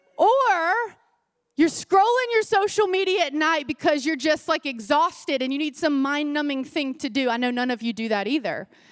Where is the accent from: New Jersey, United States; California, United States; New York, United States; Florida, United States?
Florida, United States; I grew up in Florida